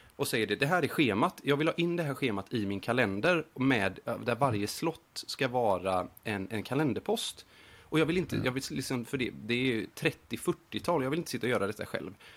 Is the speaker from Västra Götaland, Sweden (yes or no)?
yes; Gothenburg, Västra Götaland, Sweden; moved away as an adult; now in Montreal, Canada; jag är en grabb från Göteborg